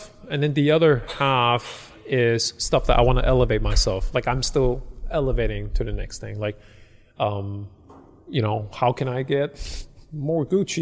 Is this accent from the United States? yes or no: no; Hong Kong; I'm from Hong Kong